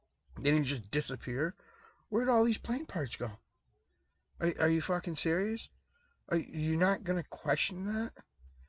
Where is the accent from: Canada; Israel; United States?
United States